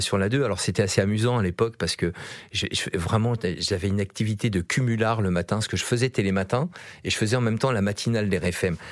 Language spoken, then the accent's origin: French; Yvelines, Île-de-France, France; dans les Yvelines, là où j'ai grandi.